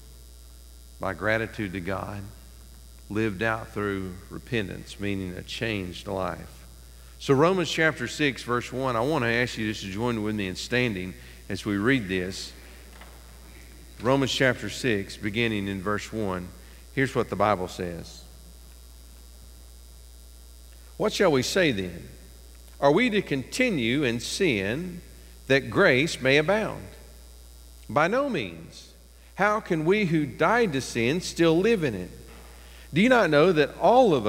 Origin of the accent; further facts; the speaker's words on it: East Tennessee, United States; When I was growing up in East Tennessee